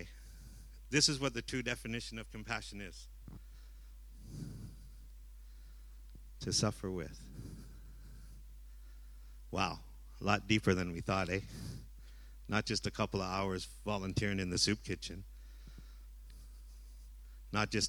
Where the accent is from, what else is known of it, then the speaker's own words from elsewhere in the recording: Vancouver, British Columbia, Canada; now in Cambodia; I'm from Vancouver, Canada